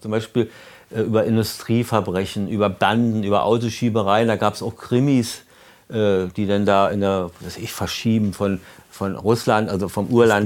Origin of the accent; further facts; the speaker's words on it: Berlin, Germany; als Berliner